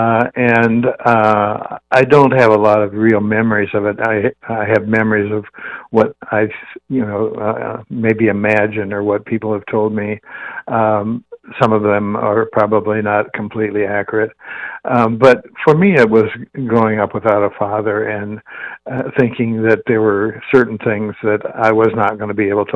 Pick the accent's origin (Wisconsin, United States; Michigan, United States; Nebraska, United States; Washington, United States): Nebraska, United States; Wakefield; moved away; I grew up in Wakefield, Nebraska, which is a town of about 1,000